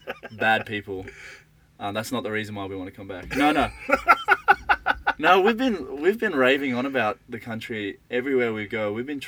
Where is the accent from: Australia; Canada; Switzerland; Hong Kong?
Australia; Sydney, New South Wales; Northland are from Sydney, mm-hmm. which is where I was born